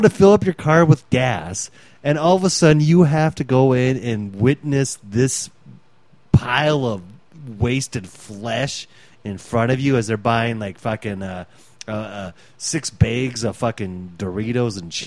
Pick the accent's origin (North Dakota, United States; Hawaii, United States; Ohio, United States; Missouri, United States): North Dakota, United States; Fargo; We're from Fargo, North Dakota.